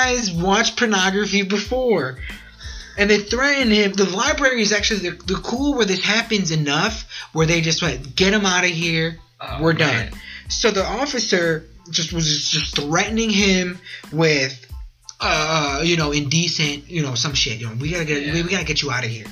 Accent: Chicago, Illinois, United States; I'm from Chicago

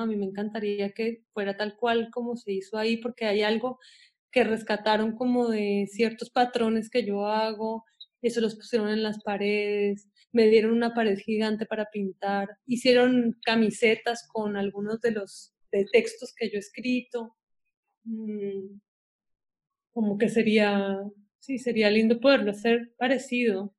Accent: Ecuador; crecí en Ecuador

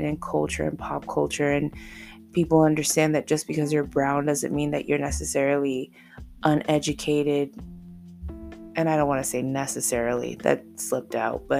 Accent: Indianapolis, Indiana, United States; I'm from Indianapolis, Indiana

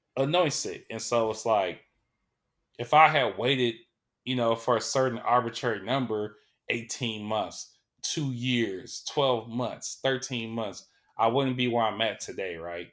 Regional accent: Sacramento, California, United States; I was born here in Sacramento

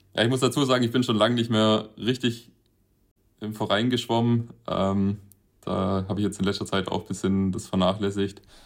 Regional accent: Winden, Baden-Württemberg, Germany; in Winden statt, ähm, praktisch in meiner Heimatstadt

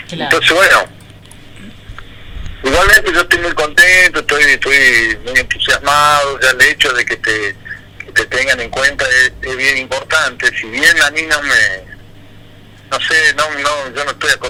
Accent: Tucumán, Argentina; yo me siento recontra tucumano, digamos, no, no, todo lo que hago lo pienso como

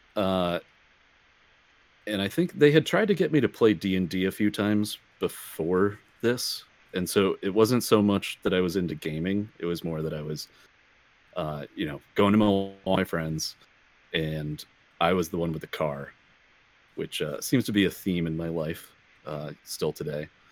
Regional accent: Racine, Wisconsin, United States; I grew up in Racine, Wisconsin, which is the county just south of Milwaukee

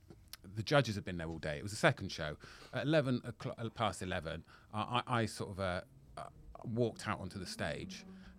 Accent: Plymouth, South West England, United Kingdom; Where are you from? I said, Plymouth. Yeah. She said, how old are you at the time? So I said, 39.

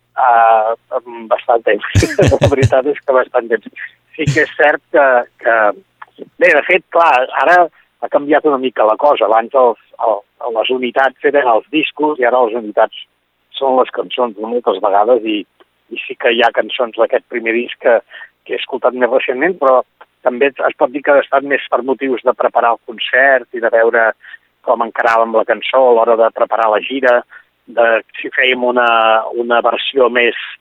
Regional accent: Berguedà, Catalonia, Spain; now in Alt Empordà, Spain; Continuo vivint a l'Alt Empordà, però ara estic treballant en el sector de, de cooperatiu i mm. agroalimentari per la meva comarca, pel Berguedà, tot i estar, tot i estar tan lluny

